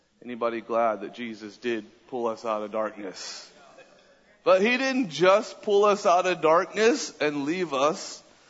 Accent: Southern California, United States; moved away as an adult; also born or lived in Redding, California; now in Austin, United States; I grew up in Southern California.

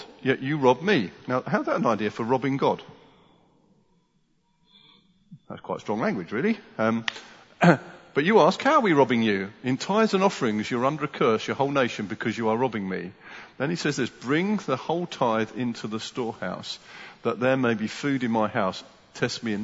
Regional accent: United Kingdom; as British people

